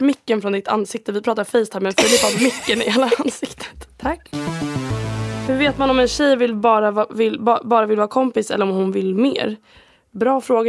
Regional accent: Sweden; first language Swedish; moved away as an adult; jag är 21 år gammal, jag är från Sverige

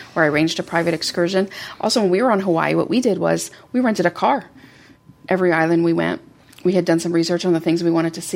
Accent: Canada; we, being Canadian, French is our second language

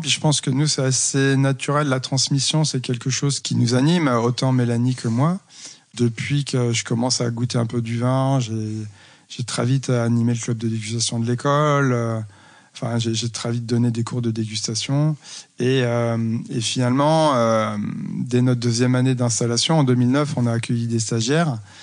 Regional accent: Loire, France; moved away as an adult; also born or lived in Rennes / Montpellier / Nîmes; now in Saumur, France; ma région d'origine

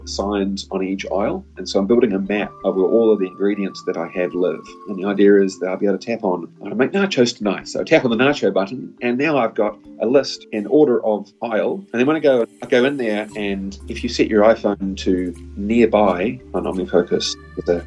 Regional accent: New Zealand; I am from New Zealand. I live about an hour and a half south of Auckland

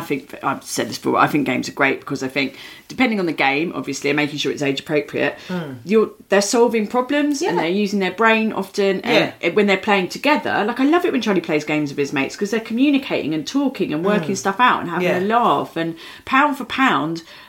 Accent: London, United Kingdom; I grew up in Catford

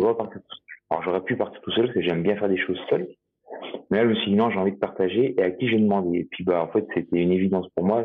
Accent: Jura, Bourgogne-Franche-Comté, France; en tant que jurassien euh, pure souche euh, qui le revendique

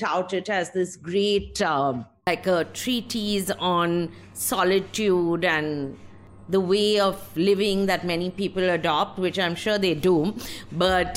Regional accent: West Bengal, India; I'm from Bengal. We have very slow films there also

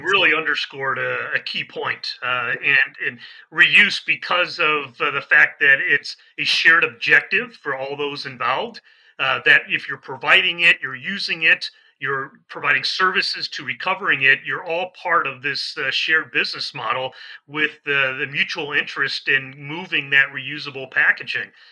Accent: Midwest, United States; moved away as an adult; also born or lived in San Diego, California / Washington D.C. / Florida; now in Mid-Atlantic, United States; I'm a Midwesterner. That's where I, I was born and raised

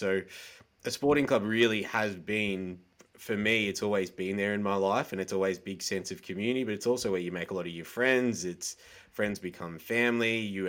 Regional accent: Melbourne, Victoria, Australia; also born or lived in Preston, Victoria; And then Mum and Dad moved to Chirnside Park, which is like the last suburb on the outer rim of Melbourne before you hit sort of the Yarra Valley with all the wineries. So out my back door, there was basically cows

